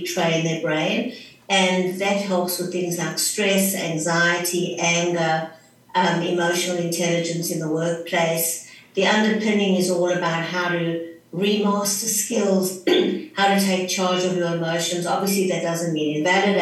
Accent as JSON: {"language": "English", "country": "South Africa", "also_born_or_lived": "Johannesburg", "moved": "as an adult", "lives_now": "Sydney, Australia", "said": "I'm originally from South Africa, but I now live in Sydney, Australia"}